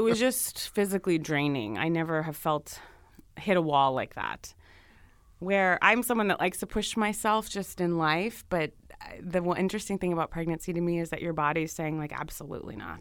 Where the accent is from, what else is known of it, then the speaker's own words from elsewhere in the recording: Alexandria, Virginia, United States; I grew up in Virginia, right outside Washington, D C, about five minutes in Alexandria